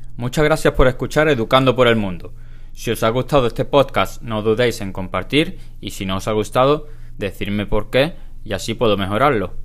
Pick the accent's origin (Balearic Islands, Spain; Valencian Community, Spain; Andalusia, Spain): Andalusia, Spain; Huelva; moved away; also born or lived in Almería; soy de Huelva, una pequeña ciudad en el suroeste de España que pertenece a la comunidad autónoma de Andalucía